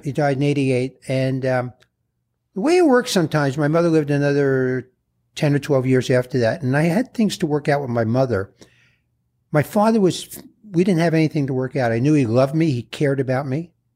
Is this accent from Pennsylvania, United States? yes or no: no; New York City, New York, United States; I was born in the Bronx